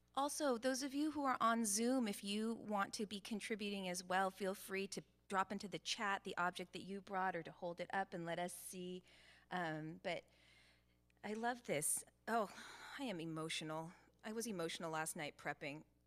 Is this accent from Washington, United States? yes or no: yes; Seattle, Washington, United States; growing up in Seattle in the eighties